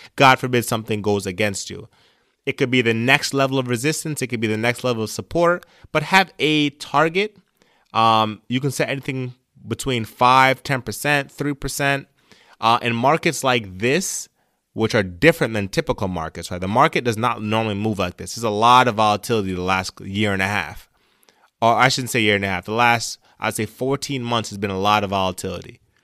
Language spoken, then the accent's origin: English; Jamaica; moved away; I came from Jamaica as an immigrant